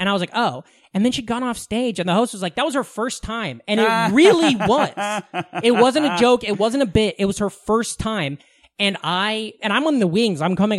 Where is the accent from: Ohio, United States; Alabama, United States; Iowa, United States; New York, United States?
Iowa, United States; Southwest; moved away; Near my hometown there's a town called Malvern, Iowa.